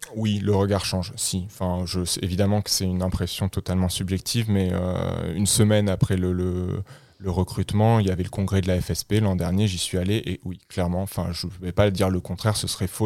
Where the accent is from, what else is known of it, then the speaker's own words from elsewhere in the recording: France; moved away as an adult; now in Liège, Belgium; je, suis de nationalité française. J'ai grandi en France et j'ai fait mes études en France